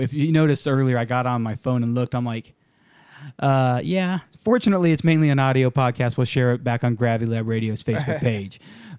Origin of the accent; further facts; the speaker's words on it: Texas, United States; also born or lived in Indiana; But I'm from Texas